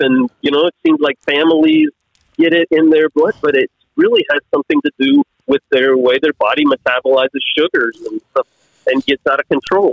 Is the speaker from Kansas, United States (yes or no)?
yes; Kansas, United States; I'm from Kansas. I mean, this is where all the wheat and corn is made